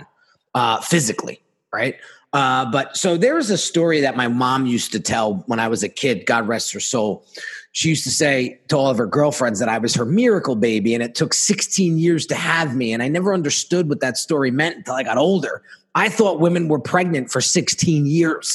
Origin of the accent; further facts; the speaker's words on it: New Jersey, United States; we're in New Jersey, born and raised in New Jersey